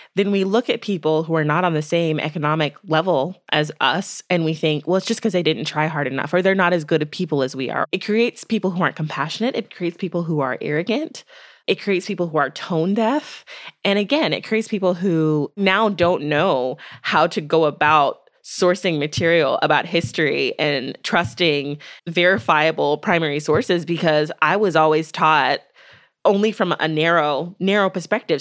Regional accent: United States; as a person of faith, as a Black woman, as an American.

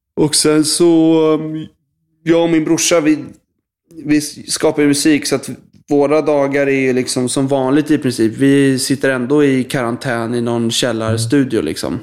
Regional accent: Stockholm, Stockholm County, Sweden; Jag är uppvuxen i eh, en eh, förort till Stockholm som heter Bromma.

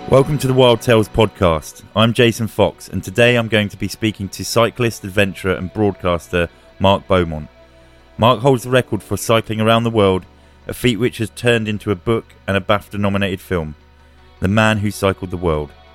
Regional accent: Bedfordshire, East of England, United Kingdom; I grew up sort of in Bedfordshire

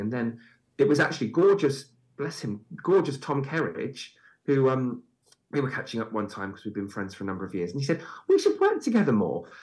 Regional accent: Bristol, South West England, United Kingdom; moved away as an adult; also born or lived in London; I'm from Bristol. I now live back in the Bristol area, and I'd come back home and see my school friends

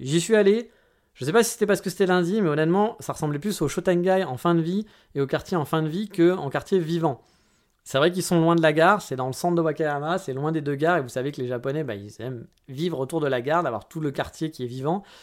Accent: France; Je suis un bon français

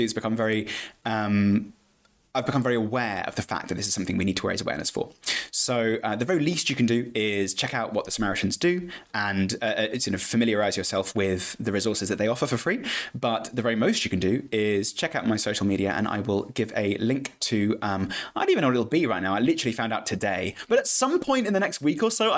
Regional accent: Winchester, South East England, United Kingdom; born or raised there; also born or lived in Edinburgh / Bristol

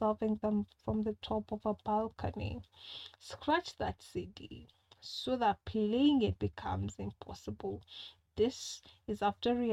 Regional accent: Kenya; I'm a Kenyan

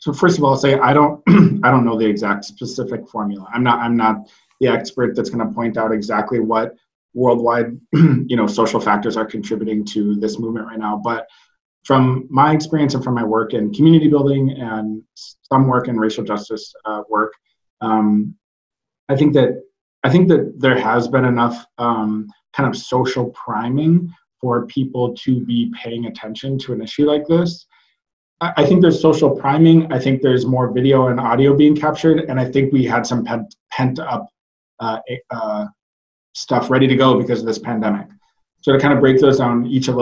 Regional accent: Minnesota, United States; now in Chicago, United States; I hail from Minnesota, where I grew up kind of learning the values of community and connection through growing up in a rural community

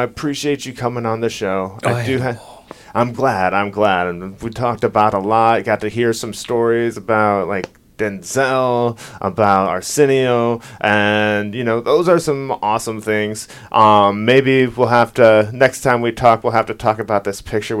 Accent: Midwest, United States; I'm actually from the Midwest, so I'm a Bears fan.

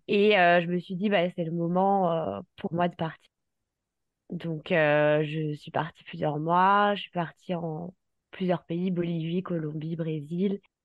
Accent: Paris, Île-de-France, France; je, suis originaire du sud de la France, mais j'ai grandi à Paris.

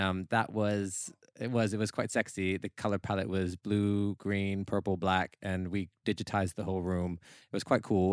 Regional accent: Vancouver, British Columbia, Canada; moved away as an adult; now in United Kingdom

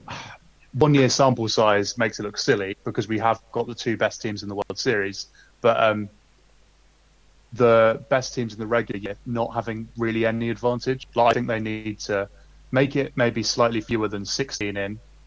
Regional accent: United Kingdom; as a British fan

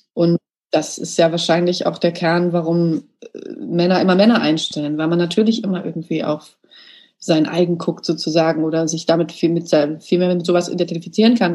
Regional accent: Germany; ich bin in Deutschland geboren

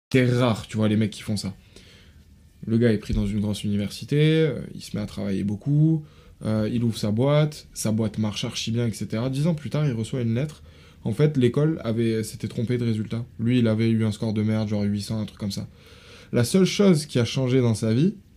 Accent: France; je suis né en France

